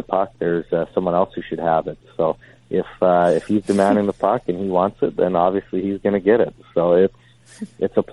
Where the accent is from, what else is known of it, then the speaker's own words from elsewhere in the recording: Calgary, Alberta, Canada; my hometown